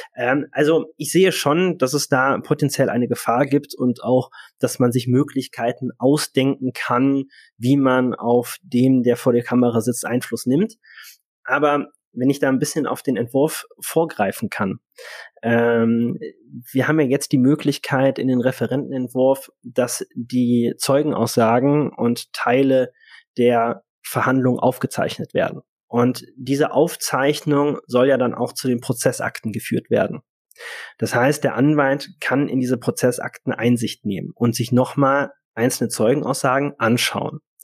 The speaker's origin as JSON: {"language": "German", "town": "Cologne", "region": "North Rhine-Westphalia", "country": "Germany", "also_born_or_lived": "Hanover", "moved": "yes", "said": "als Kölner ganz klar sagen, das ist Köln"}